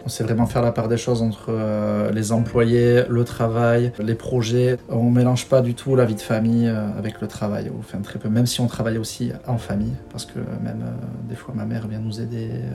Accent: Bidart, Nouvelle-Aquitaine, France; also born or lived in Biarritz; on est nés les deux à Biarritz. On a grandi à Bidar, euh, quartier Riartea, euh, avec les copains

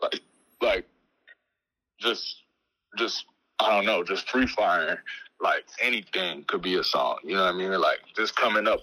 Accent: Chicago, Illinois, United States; Chicago, just growing up here

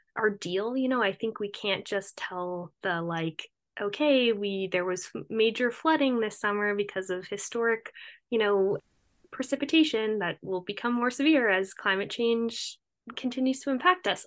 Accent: Cape Cod, Massachusetts, United States; moved away; also born or lived in Rhode Island; I'm from Cape Cod originally

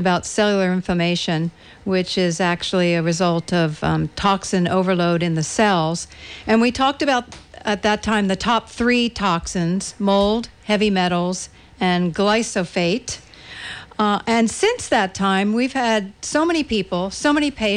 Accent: East Coast, United States; moved away; being born and raised on the East Coast.

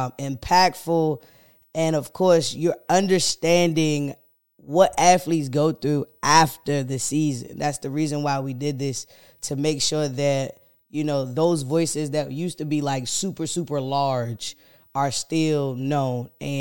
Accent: Elizabeth City, North Carolina, United States; so growing up in Elizabeth City, it's a small town.

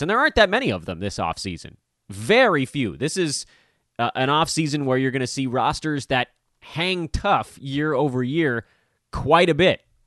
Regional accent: Los Angeles, California, United States; born or raised there

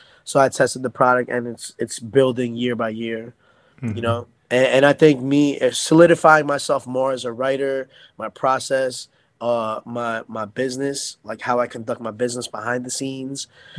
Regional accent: United States; Like I didn't feel like, because I'm Filipino-American, so for me, I felt like that would be good for Filipino-Americans and non-Filipinos

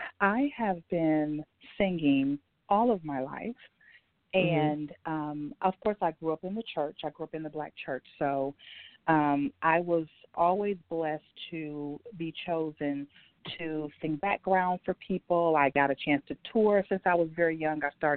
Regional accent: Milwaukee, Wisconsin, United States; now in Nashville, United States; I'm actually a native of Milwaukee, Wisconsin. I've lived in Nashville for almost 10 years now, but I was born and raised in Milwaukee, Wisconsin.

